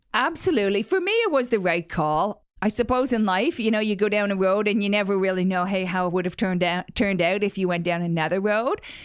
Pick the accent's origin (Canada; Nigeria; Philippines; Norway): Canada; moved away as an adult; also born or lived in Silicon Valley, United States; I was from Canada and wanted to move